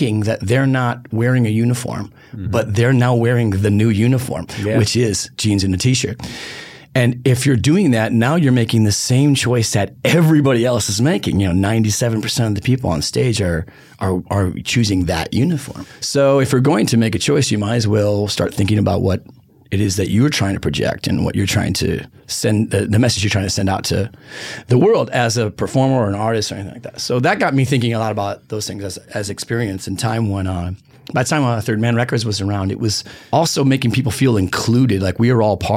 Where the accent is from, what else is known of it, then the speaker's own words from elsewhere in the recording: Detroit, Michigan, United States; I'm from Detroit